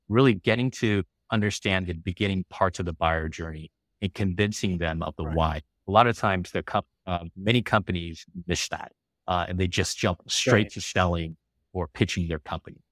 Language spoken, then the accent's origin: English; Los Angeles, California, United States; first language English; also born or lived in Taiwan / San Francisco Bay Area / Beijing, China; now in San Diego, United States; I grew up in California in Los Angeles